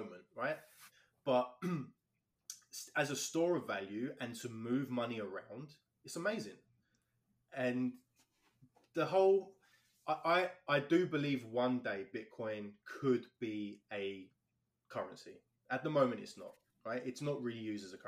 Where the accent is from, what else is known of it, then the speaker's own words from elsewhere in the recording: London, United Kingdom; now in Canada; I'm from London, England, born and raised there. All my family live there still.